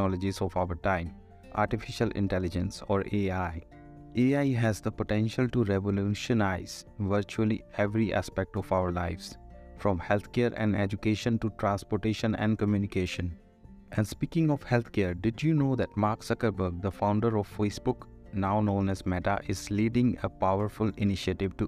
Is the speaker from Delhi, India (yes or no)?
no; Ludhiana, Punjab, India; As a child growing up in Ludhiana, Punjab, India